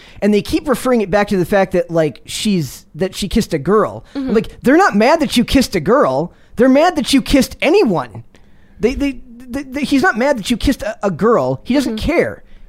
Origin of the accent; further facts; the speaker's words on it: Minnesota, United States; I'm from Minnesota, so it holds a special place in my heart.